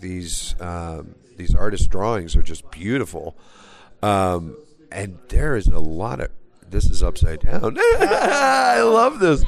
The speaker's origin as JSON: {"language": "English", "region": "Texas", "country": "United States", "said": "I'm from Texas"}